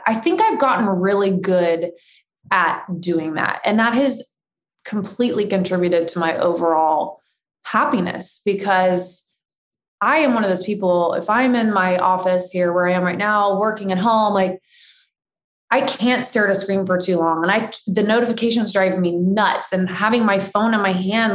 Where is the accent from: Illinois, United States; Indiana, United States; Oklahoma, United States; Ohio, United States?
Indiana, United States; moved away as an adult; now in California, United States; I grew up in the Midwest. I was a farm girl. We ate whatever was on the table. I don't even think there was a Whole Foods in Indiana